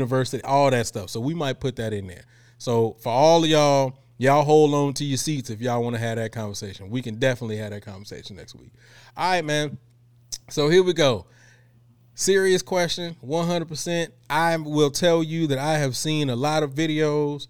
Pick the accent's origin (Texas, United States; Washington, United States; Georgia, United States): Texas, United States; Houston; I'm from Houston, and I don't say bike.